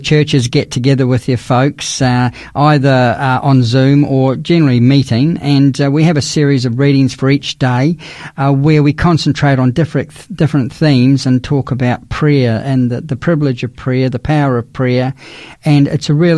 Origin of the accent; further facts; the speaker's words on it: South Island, New Zealand; moved away; I'm from the South Island